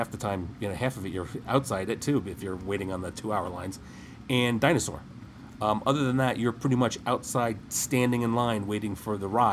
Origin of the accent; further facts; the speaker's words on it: New Jersey, United States; growing up in New Jersey and spending summers a lot in Maine